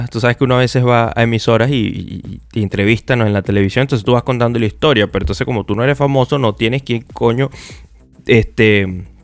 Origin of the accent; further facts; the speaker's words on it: Venezuela; moved away; yo me venía de Venezuela, yo me vine de Venezuela en el año 2000 en el 2016 eh, yo comencé este proyecto